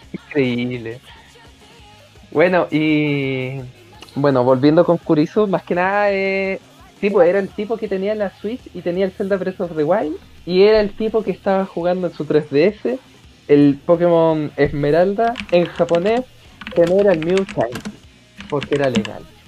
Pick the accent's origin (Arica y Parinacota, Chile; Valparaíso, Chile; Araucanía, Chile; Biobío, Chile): Araucanía, Chile; Temuco; now in Santiago, Chile; soy un santiaguino que se crió en Temuco y que, que volvió a Santiago